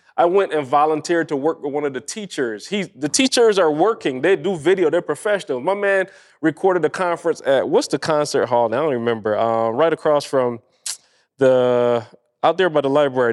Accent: Barbados; moved away; I grew up in Barbados

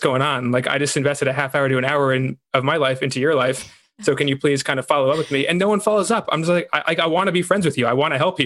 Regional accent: New York, United States; I was from New York.

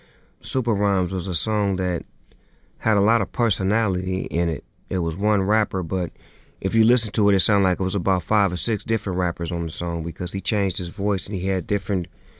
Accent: Long Beach, California, United States; I was born in Eastside, Long Beach, California. Raised by a single parent, by my mother.

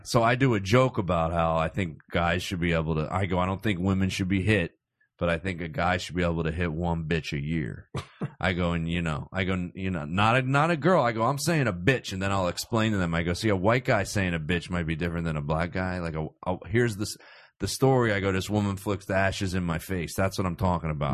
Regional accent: Cherry Hill, New Jersey, United States; I grew up in South Jersey

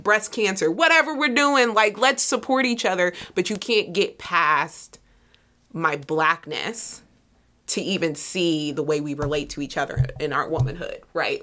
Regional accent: Middletown, United States; I'm from Middletown

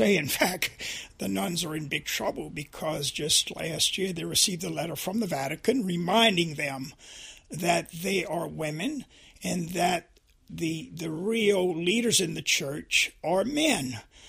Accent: Louisiana, United States; But John, helping me to see this sin of sexism really was growing up in Louisiana and experiencing, you know, the immorality of racism.

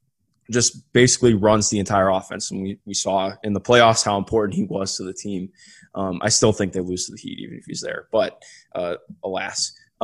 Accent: Cleveland, Ohio, United States; I grew up in Cleveland, so I wasn't really a Cavs fan growing up, though.

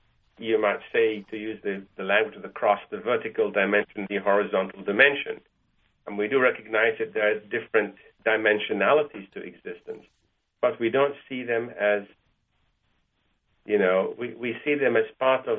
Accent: Malaysia; also born or lived in Egypt; now in United States; I didn't have Jewish friends until I came to America, because I grew up in Malaysia and in Egypt

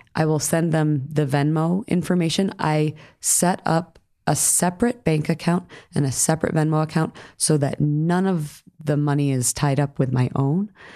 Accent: New York, United States; I grew up in New York.

